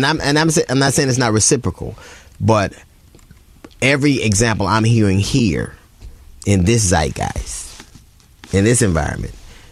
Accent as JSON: {"language": "English", "town": "Los Angeles", "region": "California", "country": "United States", "tie": "born or raised there", "said": "Because I grew up in Los Angeles."}